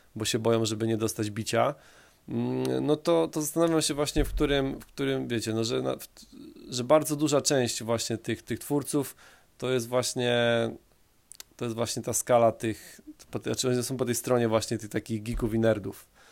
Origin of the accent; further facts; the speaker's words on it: Poland; ja się wychowałem na takim zwykłym polskim osiedlu